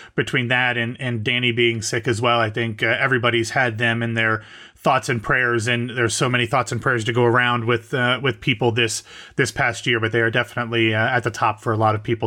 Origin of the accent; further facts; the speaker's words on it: Columbus, Ohio, United States; I'm from Ohio